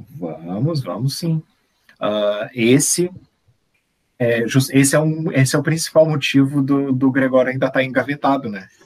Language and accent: Portuguese; Brazil; nós somos brasileiros